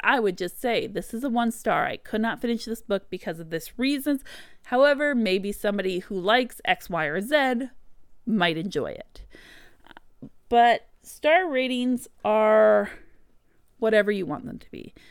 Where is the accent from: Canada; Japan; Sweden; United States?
Canada; as a Canadian author, this is actually something I've seen a lot when I use my own native spelling, what I grew up and learned